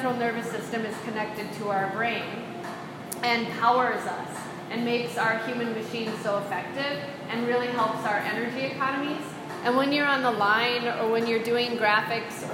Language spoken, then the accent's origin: English; United States; I'm an American